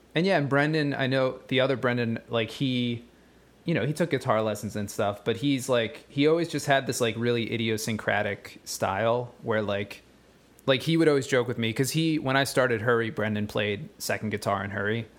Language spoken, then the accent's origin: English; West Chester, Pennsylvania, United States; we all went to high school together in, uh, Westchester, Pennsylvania